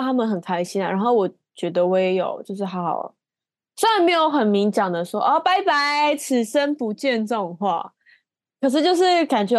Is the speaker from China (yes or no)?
no; Taiwan; 然后甚至还有一个听到我们是台湾来的